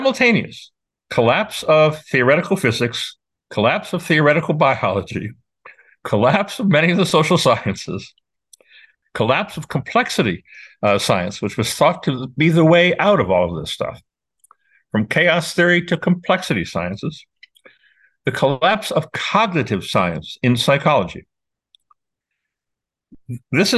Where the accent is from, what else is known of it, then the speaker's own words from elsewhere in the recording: New York, United States; I'm a New Yorker